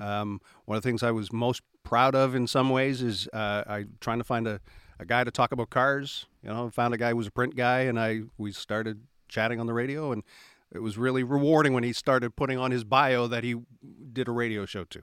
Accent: Halifax, Nova Scotia, Canada; also born or lived in Saskatchewan; now in Hebbs Cross, Canada; I was born in Halifax

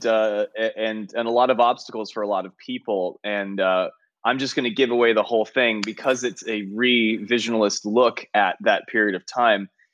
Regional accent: San Francisco Bay Area, California, United States; moved away; it was in the Bay Area.

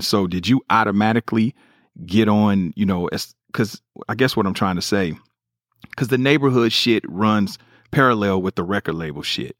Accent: Kansas City, United States; growing up in Kansas City

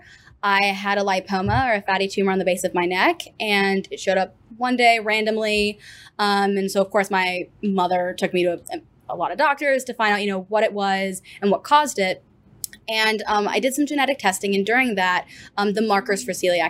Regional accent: New Canaan, Connecticut, United States; moved away as an adult; now in Fort Worth, United States; I am from New Canaan, Connecticut. So a little town about 40 minutes to an hour outside of New York City

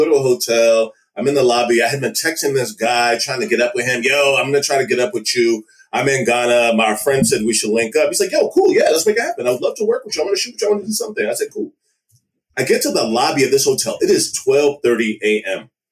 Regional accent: Maryland, United States; also born or lived in Washington, D.C. / Nigeria; I was born in DC and raised in Maryland.

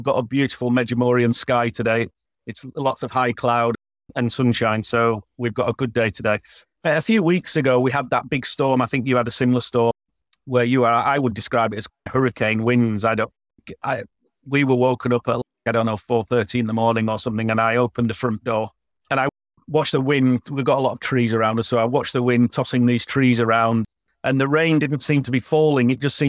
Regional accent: Yorkshire and the Humber, United Kingdom; moved away as an adult; now in Croatia; Yorkshiremen like me

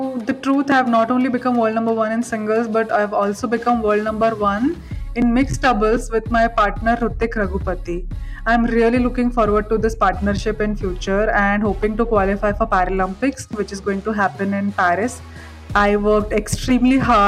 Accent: India; from India

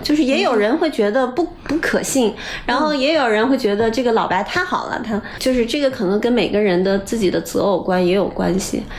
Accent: Shanxi, China; moved away; 因为从小我是山西人嘛，我们这种北方人小时候对上海男人的理解都是来自于春晚的巩汉林

